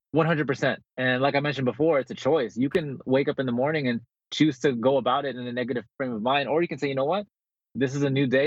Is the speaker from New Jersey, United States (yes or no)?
yes; Bergenfield, New Jersey, United States; moved away as an adult; also born or lived in Philippines / California; now in San Diego, United States; I, I actually was born in the Philippines. I grew up in Bergenfield, New Jersey, and then I moved to California when I was 18